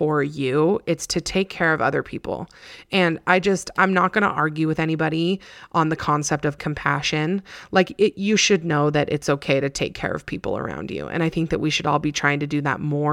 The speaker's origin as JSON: {"language": "English", "town": "Alpine", "region": "Utah", "country": "United States", "tie": "born or raised there", "said": "I'm from here. So I grew up in Alpine"}